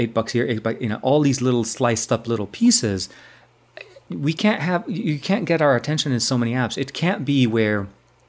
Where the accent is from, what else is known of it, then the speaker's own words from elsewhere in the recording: Lebanon; moved away; my home country, Lebanon.